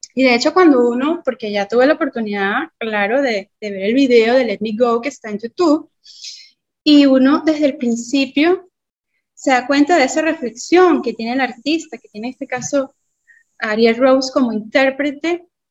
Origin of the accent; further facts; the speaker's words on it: Venezuela; como venezolana, latina al fin, que creció oyendo salsa